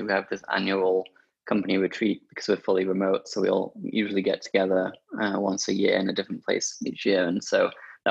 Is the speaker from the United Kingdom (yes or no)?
yes; Sheffield, Yorkshire and the Humber, United Kingdom; my hometown, Sheffield